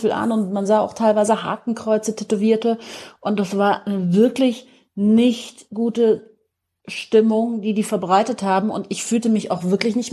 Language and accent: German; Munich, Bavaria, Germany; Ich bin ja Münchnerin, ne? Und ähm, bin hier geboren und aufgewachsen, habe ja einen persischen Vater